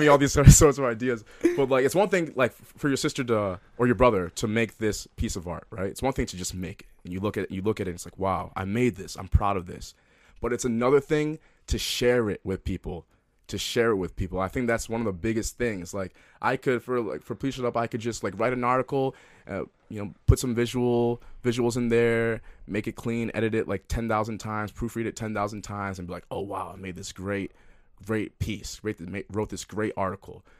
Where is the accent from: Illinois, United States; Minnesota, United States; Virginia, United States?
Minnesota, United States; Minneapolis; also born or lived in New Jersey; I love Minneapolis. I love, you know, you know, it's my hometown. I consider it my hometown. Although I was born in New Jersey and lived there for the first eight years of my life